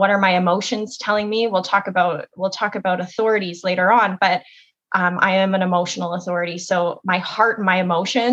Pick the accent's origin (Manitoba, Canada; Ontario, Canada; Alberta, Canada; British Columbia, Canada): Ontario, Canada; Kitchener; also born or lived in Toronto; I am from Kitchener, Ontario, and I was born and raised here